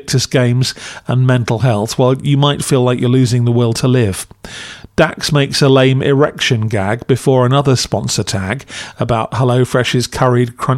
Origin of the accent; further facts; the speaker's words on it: United Kingdom; as a Brit